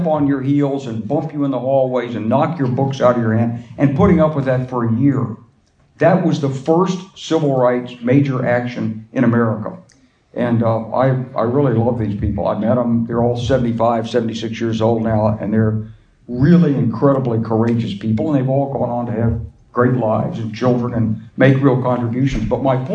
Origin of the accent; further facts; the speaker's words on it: Arkansas, United States; I'm from Arkansas